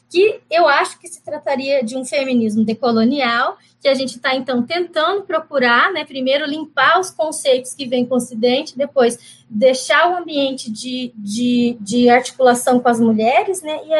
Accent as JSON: {"language": "Portuguese", "region": "Mato Grosso do Sul", "country": "Brazil", "said": "Quando eu falo que … sou guarani, eu, eu sou do Mato Grosso do Sul"}